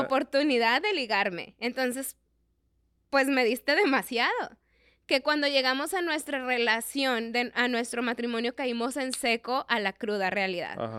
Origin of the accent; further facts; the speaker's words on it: Mexico; como buenos mexicanos y buenos hispanos que somos